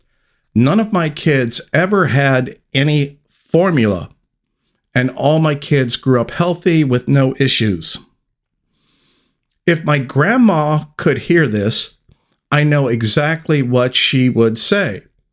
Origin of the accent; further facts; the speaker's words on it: Texas, United States; I currently live and was born and raised in Texas